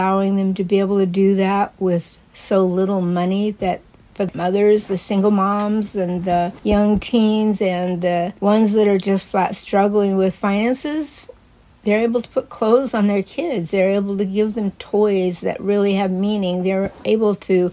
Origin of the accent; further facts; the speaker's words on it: Eugene, Oregon, United States; also born or lived in Cottage Grove, Oregon; growing up in Eugene